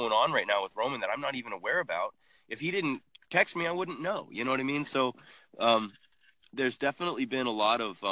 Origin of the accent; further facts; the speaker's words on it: Canada; growing up in Canada